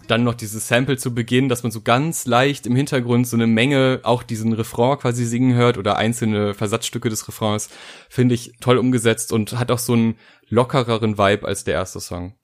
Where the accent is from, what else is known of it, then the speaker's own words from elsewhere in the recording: North Rhine-Westphalia, Germany; ich äh, bin aus NRW und bin nach Berlin gefahren